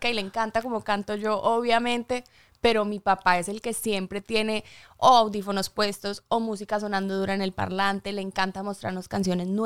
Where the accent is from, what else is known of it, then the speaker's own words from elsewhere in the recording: Medellín, Antioquia, Colombia; also born or lived in United States; Pues crecí, o sea, a los siete nos fuimos de Estados Unidos